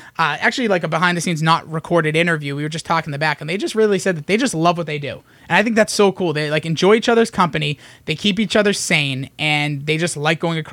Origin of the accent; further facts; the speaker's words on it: Boston, Massachusetts, United States; we're from Boston, we talk fast